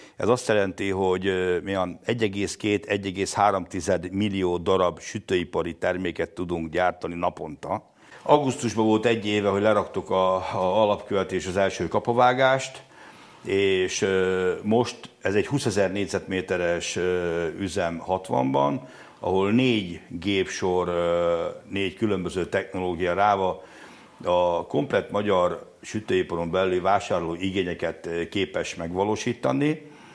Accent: Lipót, Győr-Moson-Sopron, Hungary; Lipót egy 800 lelkes település, ahol abban nőttem fel

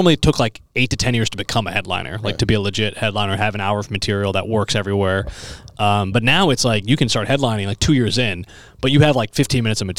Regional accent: Naperville, Illinois, United States; now in Chicago, United States; I grew up in Naperville.

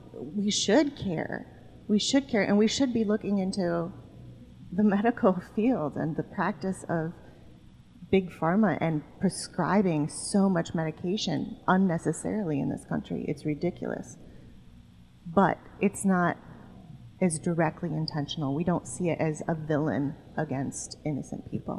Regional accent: suburb of Chicago, Illinois, United States; I come from a suburb of Chicago that my parents moved to when I was three

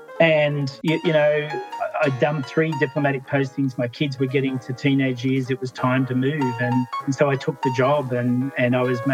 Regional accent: Canberra, Australian Capital Territory, Australia; also born or lived in Sydney; Yeah, I mean, I was born in Sydney, but my father worked for NASA, of all things. And so we moved around Australia a lot when I was a kid, as he built his career within NASA. We ended up in Canberra, which is the capital

